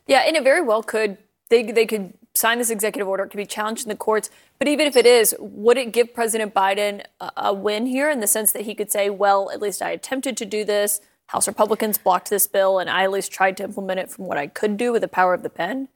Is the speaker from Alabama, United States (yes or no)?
yes; Alabama, United States; my home state